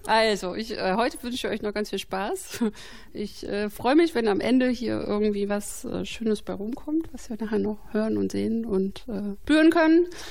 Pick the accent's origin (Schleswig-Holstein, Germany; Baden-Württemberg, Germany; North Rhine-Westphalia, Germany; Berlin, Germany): North Rhine-Westphalia, Germany; Bielefeld area; moved away; also born or lived in Hesse; zurück in meine alte Heimat wollte, also ich wollte vielleicht nach Bielefeld